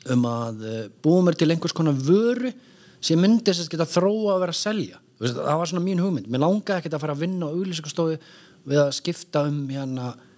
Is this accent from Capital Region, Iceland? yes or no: yes; Reykjavík, Capital Region, Iceland; moved away; also born or lived in Akureyri; kem meðan úr Reykjavík en fer norður á Akureyri í skóla